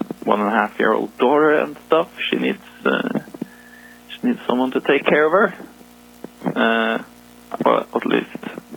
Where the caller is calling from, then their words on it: Norway; calling from Norway.